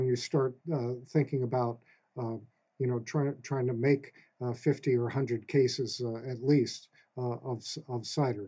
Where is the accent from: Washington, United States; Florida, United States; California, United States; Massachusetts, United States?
Massachusetts, United States; West Brookfield; I grew up here in Westbrookfield, and I used to work on a dairy farm in the summers